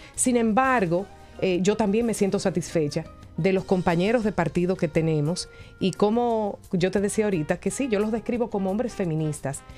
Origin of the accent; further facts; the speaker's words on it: Dominican Republic; de nuestros dominicanos y dominicanas, de nuestros capitaleños